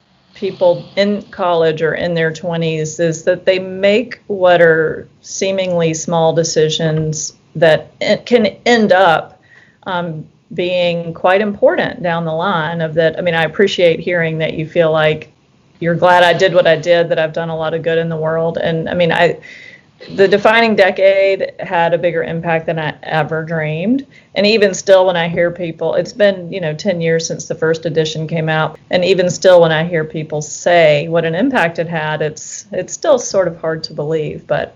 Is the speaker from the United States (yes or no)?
yes; the South, United States; I think growing up in the South, I'd always felt like UVA would be a great place to wind up.